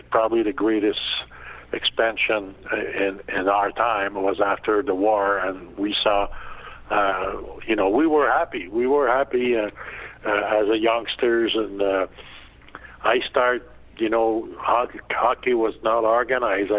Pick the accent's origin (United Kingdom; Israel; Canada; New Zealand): Canada; Landrienne, Quebec; English is a second language; I was born in 1946 in a small town called Landrienne